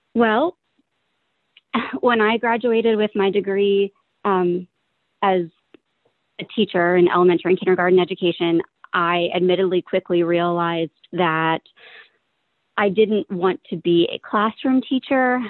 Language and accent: English; Philadelphia, Pennsylvania, United States; I have lived in this area my entire life. I lived in the suburbs, close, not far from where I live now, and then moved into Philadelphia with my mom, where I was from third grade all the way through the middle of high school